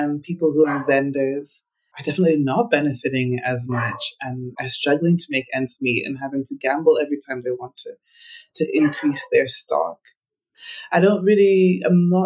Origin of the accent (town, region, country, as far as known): Uganda